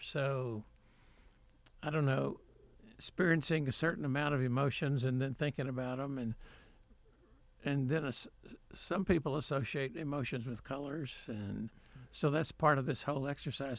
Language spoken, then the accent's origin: English; Waco, Texas, United States; also born or lived in Grand Prairie, Texas; I was born in Grand Prairie, but moved to Waco when I was, like, five or six with my parents